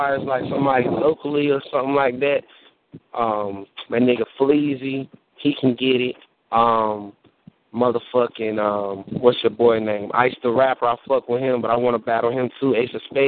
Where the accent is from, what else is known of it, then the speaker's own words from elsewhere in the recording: Oxford, North Carolina, United States; my hometown, Oxford. You know what I'm saying? Oxford, North Carolina